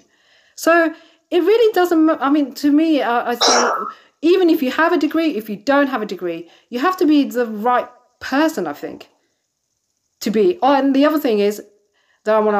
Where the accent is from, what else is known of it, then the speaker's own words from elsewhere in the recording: England, United Kingdom; I was born and brought up in England